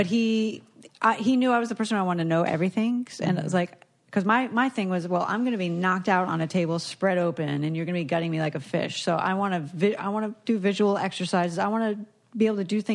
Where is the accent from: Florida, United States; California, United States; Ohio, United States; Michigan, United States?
Florida, United States; South; moved away; Baptist Hospital, which is where I was born